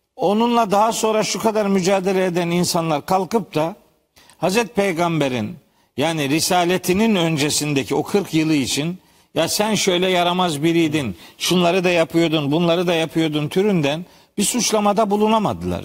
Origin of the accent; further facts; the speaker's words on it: Trabzon, Turkey; bizim Trabzonluların bir fıkrası var